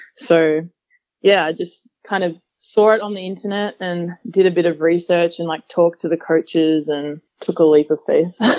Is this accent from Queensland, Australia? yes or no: no; Melbourne, Victoria, Australia; moved away as an adult; also born or lived in Utah, United States; growing up in Australia